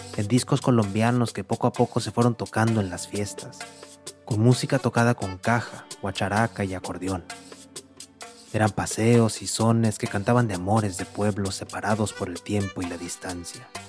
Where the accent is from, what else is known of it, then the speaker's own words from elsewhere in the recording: Monterrey, Nuevo León, Mexico; moved away as an adult; now in New York, United States; Nací en Monterrey, al noreste de México hace varios años que me fui para Nueva York